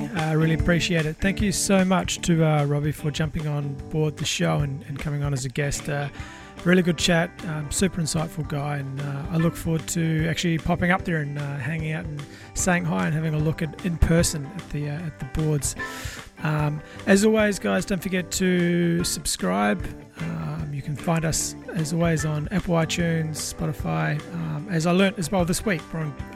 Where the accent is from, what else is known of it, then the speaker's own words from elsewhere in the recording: New Zealand; I'm not actually Australian, I'm a Kiwi myself